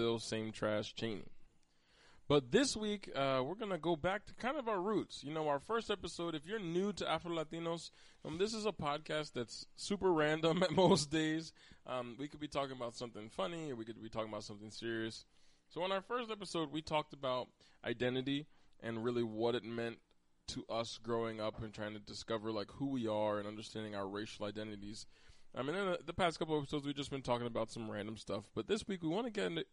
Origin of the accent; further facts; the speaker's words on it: Pennsylvania, United States; I was born in Pennsylvania